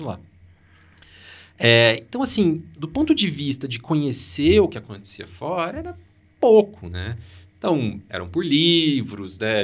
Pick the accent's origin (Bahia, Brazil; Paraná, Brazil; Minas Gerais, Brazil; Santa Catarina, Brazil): Paraná, Brazil; Maringá; Eu sou de Maringá